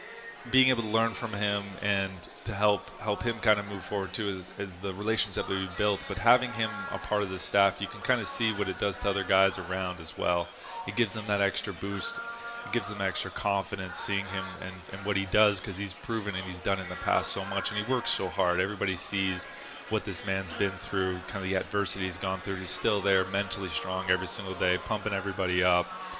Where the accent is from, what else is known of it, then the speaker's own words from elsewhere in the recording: Philadelphia, Pennsylvania, United States; I think growing up in Philly or coming up with Philly was really interesting. And, you know, it is a rich baseball culture there as well.